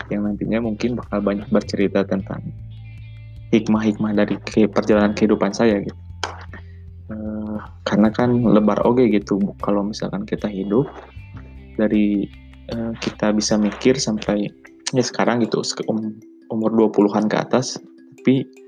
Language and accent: Indonesian; Bandung, West Java, Indonesia; also born or lived in Pangandaran; jadi saya lahir di Pangandaran tapi uh, besar di Bandung gitu saya dari kecil memang udah di Bandung SD SMP SMA sampai sekarang lagi kuliah semester akhir